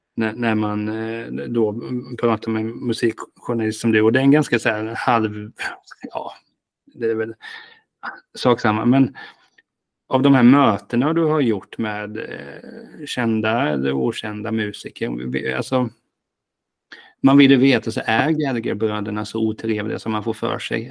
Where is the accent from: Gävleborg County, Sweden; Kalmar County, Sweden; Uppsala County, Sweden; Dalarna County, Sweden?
Kalmar County, Sweden; Hultsfred; Jag kommer från Hultsfred